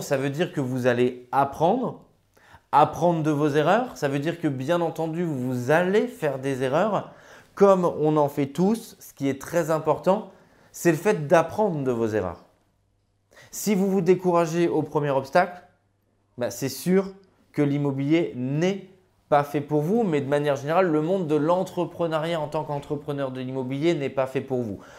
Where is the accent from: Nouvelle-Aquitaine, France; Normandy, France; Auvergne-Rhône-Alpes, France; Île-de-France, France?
Auvergne-Rhône-Alpes, France; Grenoble; je suis originaire de Grenoble